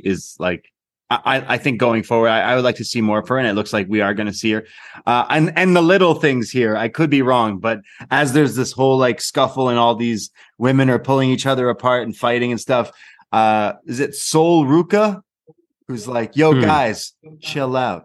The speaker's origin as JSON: {"language": "English", "country": "Canada", "said": "I'm Canadian. We're British and Canadian"}